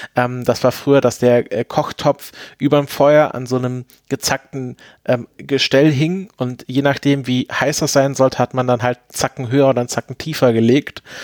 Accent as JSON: {"language": "German", "area": "Swabia / Black Forest", "region": "Baden-Württemberg", "country": "Germany", "moved": "yes", "lives_now": "Potsdam, Germany", "said": "Ich komme ja selbst äh, aus Schwaben, beziehungsweise aus dem Schwarzwald"}